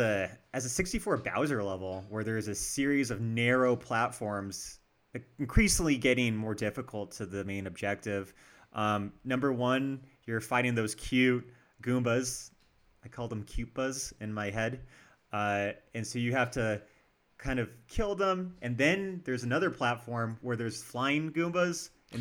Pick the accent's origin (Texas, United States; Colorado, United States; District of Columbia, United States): Colorado, United States; Denver; we're from Denver, by the way.